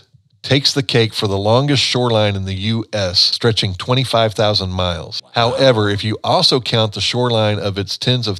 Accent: Missouri, United States; Ours is the Show Me State

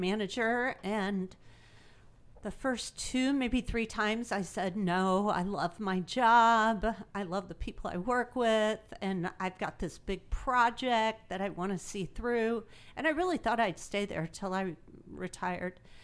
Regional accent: Imperial, Missouri, United States; now in Greenville, United States; I grew up in Imperial, Missouri

